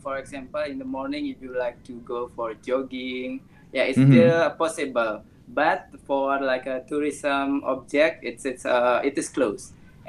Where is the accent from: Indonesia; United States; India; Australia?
Indonesia; Bali; I'm from Bali.